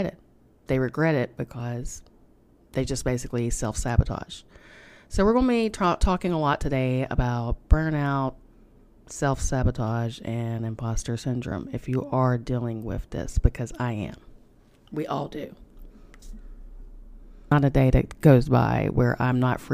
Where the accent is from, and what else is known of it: United States; accent: hillbilly